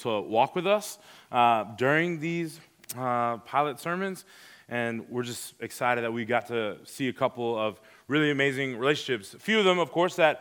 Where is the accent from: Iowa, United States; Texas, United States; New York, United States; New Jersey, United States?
Texas, United States; Houston; moved away as an adult; also born or lived in Pearland, Texas; I was born in Houston, Texas. I've been there ever since 2015, I grew up there